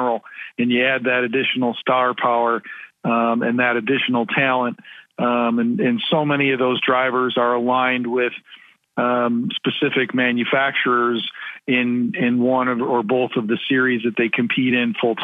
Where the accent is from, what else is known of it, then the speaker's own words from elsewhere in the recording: Midwest, United States; growing up in the Midwest